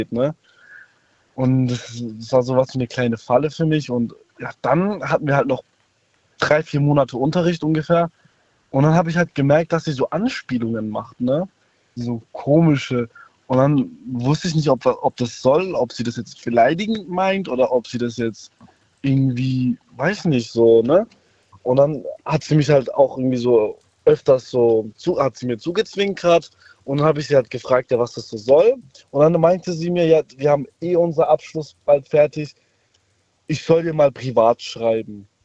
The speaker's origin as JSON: {"language": "German", "town": "Munich", "region": "Bavaria", "country": "Germany", "said": "Äh, ich ähm, aus Bayern."}